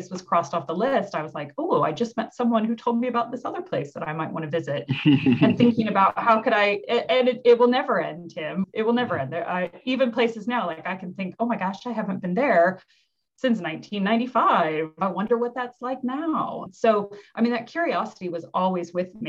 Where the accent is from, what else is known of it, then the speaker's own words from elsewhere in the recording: Midwest, United States; moved away; I'm from the Midwest. In America, I'm really proud of coming from the Midwest